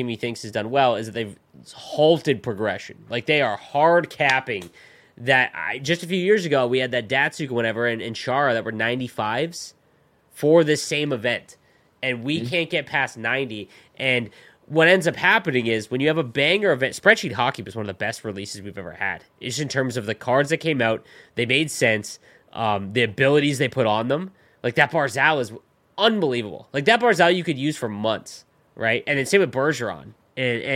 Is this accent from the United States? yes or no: no; Canada; As a Canadian